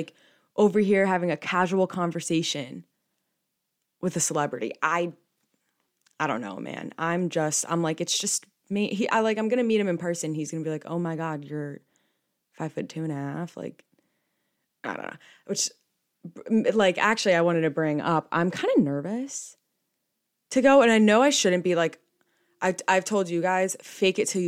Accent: New Jersey, United States; I'm from New Jersey

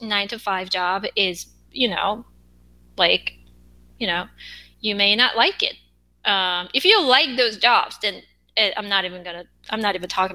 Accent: South Korea; accent: Korean; English is a second language; I have an accent as a Korean.

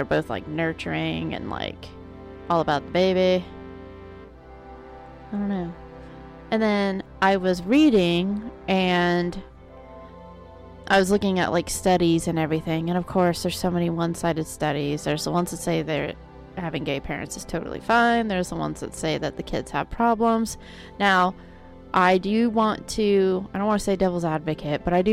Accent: Oklahoma, United States; I'm from Oklahoma

